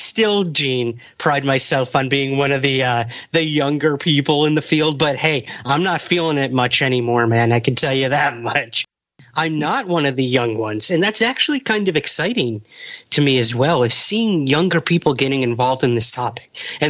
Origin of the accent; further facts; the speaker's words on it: Syracuse, New York, United States; my hometown of Syracuse, New York